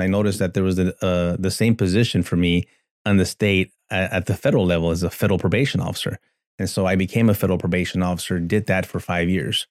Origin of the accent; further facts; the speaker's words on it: El Paso, Texas, United States; I grew up born and raised in El Paso, Texas